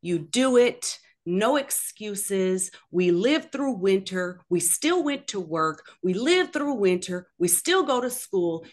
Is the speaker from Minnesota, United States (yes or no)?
yes; Minneapolis, Minnesota, United States; moved away; I'm originally from Minneapolis, Minnesota